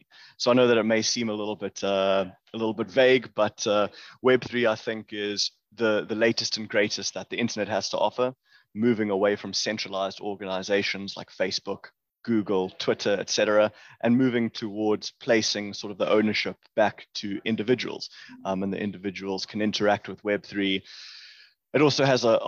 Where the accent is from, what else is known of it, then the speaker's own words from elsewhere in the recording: Johannesburg, Gauteng, South Africa; also born or lived in Cape Town, South Africa; I grew up in Johannesburg, which is sort of one of the main cities here in South Africa